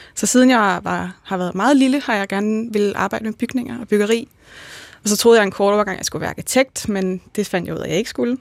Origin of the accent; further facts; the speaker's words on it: Bagsværd, Capital Region of Denmark, Denmark; kommer jeg oprindeligt fra Bagsvær